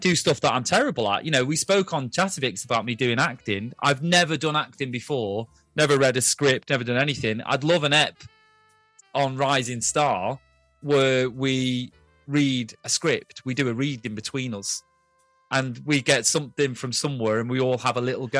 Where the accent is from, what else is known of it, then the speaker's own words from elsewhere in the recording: Ulster, Ireland; now in United Kingdom; I'm from Ireland originally, but I live in the UK now, so you can't really place where my accent's from. But, yeah, I'd love to go back to Donegal.